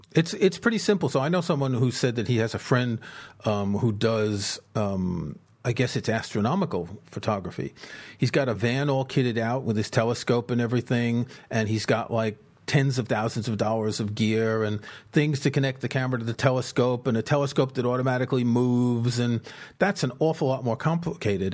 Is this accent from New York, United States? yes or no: yes; New York City, New York, United States; moved away; also born or lived in southern France; I grew up in the States in New York City.